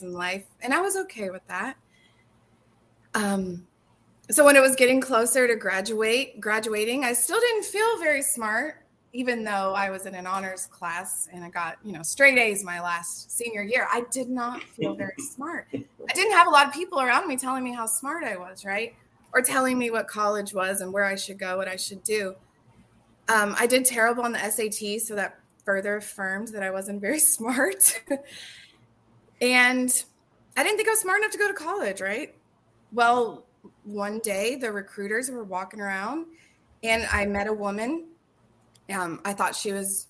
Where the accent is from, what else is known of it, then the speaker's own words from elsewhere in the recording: Orlando, Florida, United States; moved away as an adult; now in Clarksville, United States; I'm from Orlando, Florida